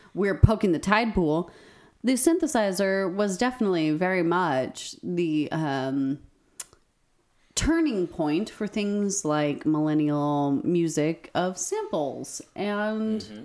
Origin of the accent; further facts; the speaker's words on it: New Mexico, United States; growing up in New Mexico